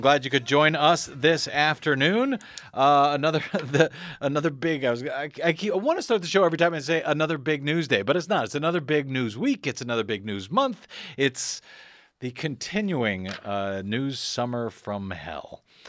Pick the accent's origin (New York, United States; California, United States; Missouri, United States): Missouri, United States; St. Louis County; moved away; I'm originally born and raised in St. Louis County